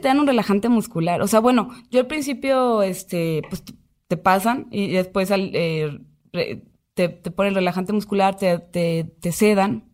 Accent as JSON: {"language": "Spanish", "region": "Aguascalientes", "country": "Mexico", "tie": "born or raised there", "moved": "yes", "said": "yo soy de Aguascalientes"}